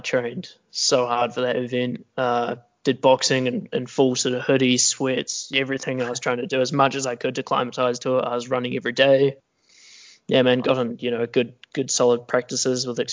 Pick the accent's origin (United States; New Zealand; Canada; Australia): New Zealand; now in Wellington, New Zealand; Come from that little wee country down the bottom of the world that often gets forgotten about